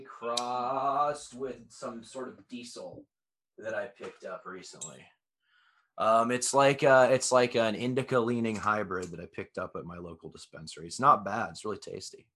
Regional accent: Texas, United States; I grew up in Texas

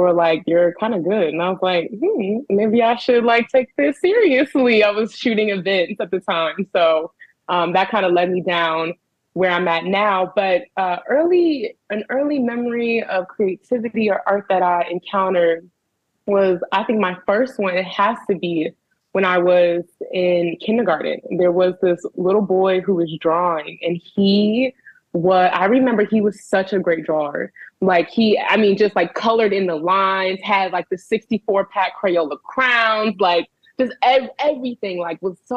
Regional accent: Prince George's County, Maryland, United States; moved away as an adult; also born or lived in Los Angeles, California; now in Baltimore, United States; I am from Prince George's County, Maryland. PG County, baby

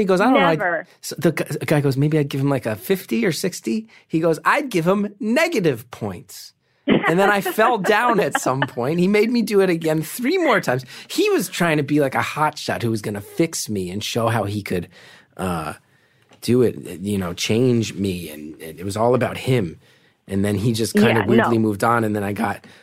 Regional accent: New Jersey, United States; I'm from North Jersey

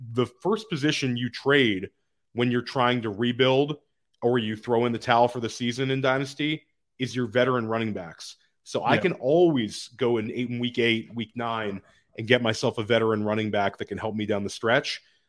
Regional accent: Washington, District of Columbia, United States; Okay, so I'll say that I grew up in Washington, D.C.

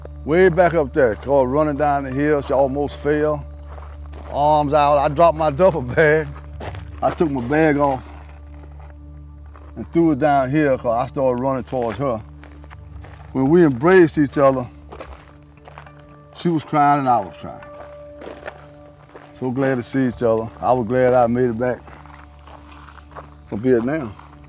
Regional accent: Mississippi, United States; born or raised there; moved away

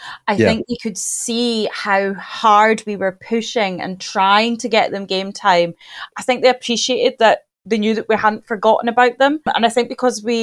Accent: Aberdeen, Scotland, United Kingdom; moved away as an adult; now in Dundee, United Kingdom; I'm originally from Aberdeen and that's where I went to uni. And then I moved to Dundee

